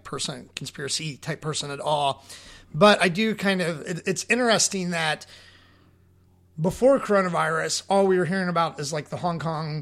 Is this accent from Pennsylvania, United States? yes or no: no; Kentucky, United States; I'm from Kentucky.